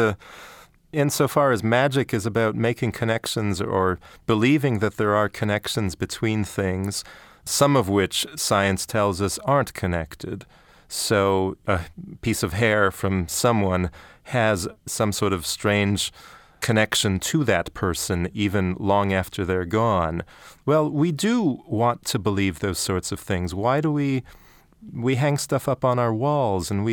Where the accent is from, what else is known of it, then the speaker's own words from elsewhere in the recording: Canada; growing up in Canada